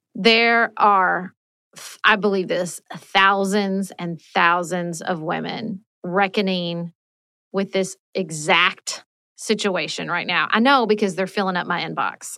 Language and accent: English; Paducah, Kentucky, United States; moved away as an adult; also born or lived in Washington, D.C.; I moved back to my hometown of Paducah, Kentucky